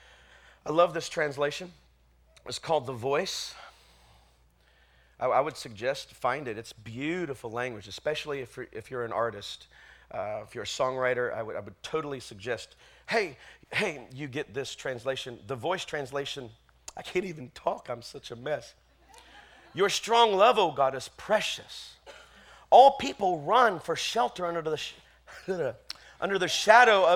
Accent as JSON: {"language": "English", "region": "the South", "country": "United States", "tie": "born or raised there", "said": "I grew up in the South"}